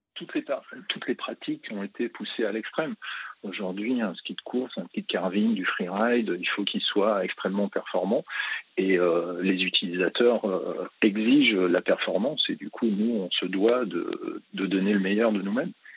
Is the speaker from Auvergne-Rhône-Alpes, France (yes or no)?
yes; Chamrousse, Auvergne-Rhône-Alpes, France; j'ai habité Champ-Rousse et je suis né quasiment à Champ-Rousse, une station de ski au-dessus de Grenoble. Du coup, j'ai pratiqué le ski depuis ma toute jeune enfance